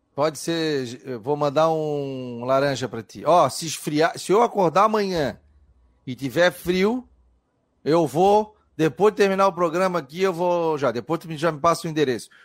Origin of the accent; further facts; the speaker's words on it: Florianópolis, Santa Catarina, Brazil; eu nasci na Carlos Correia